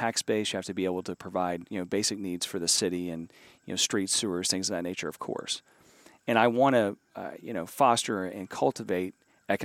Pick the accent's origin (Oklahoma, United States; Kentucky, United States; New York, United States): Kentucky, United States; Flatwoods; moved away as an adult; also born or lived in Danville, Kentucky / Cincinnati, Ohio; now in Loveland, United States; I grew up in Eastern Kentucky, a small town in Eastern Kentucky called Flatwoods